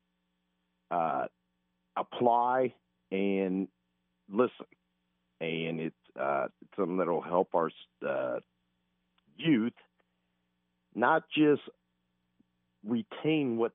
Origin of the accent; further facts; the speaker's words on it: Fremont, California, United States; also born or lived in Tempe, Arizona; now in Indianapolis, United States; I grew up in Fremont, California.